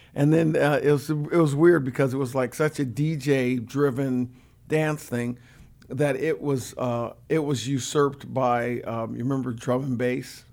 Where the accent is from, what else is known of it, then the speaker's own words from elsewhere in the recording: Orange County, California, United States; moved away as an adult; now in San Diego, United States; I grew up in Orange County